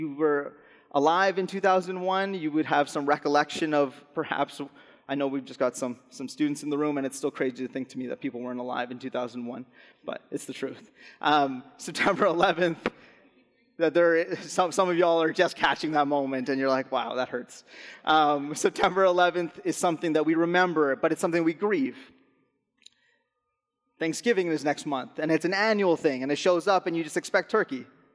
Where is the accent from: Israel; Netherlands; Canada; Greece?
Canada; Alberta; moved away as an adult; I'm originally from Alberta. We moved out here in the summer of 2017.